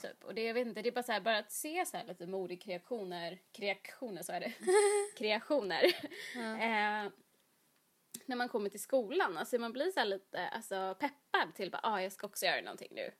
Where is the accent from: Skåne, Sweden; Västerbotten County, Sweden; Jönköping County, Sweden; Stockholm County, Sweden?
Jönköping County, Sweden; Jönköping; moved away; jag är ju uppväxt i Jönköping